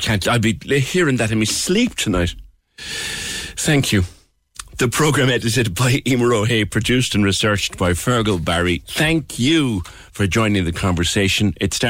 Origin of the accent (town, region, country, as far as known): Ireland; accent: Irish